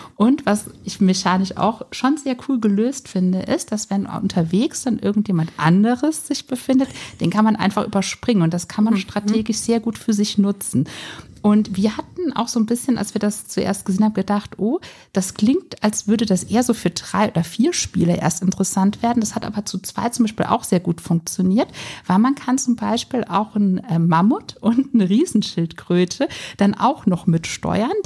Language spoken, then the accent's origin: German; Rhineland-Palatinate, Germany; wir kommen aus der Pfalz